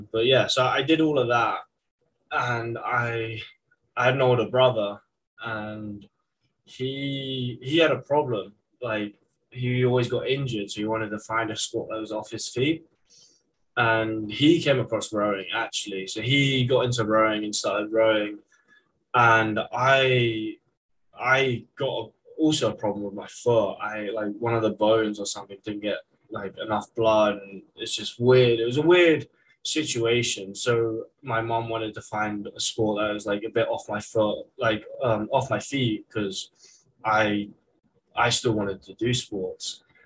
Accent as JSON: {"language": "English", "region": "England", "country": "United Kingdom", "tie": "born or raised there", "moved": "as an adult", "lives_now": "Syracuse, United States", "said": "growing up in England"}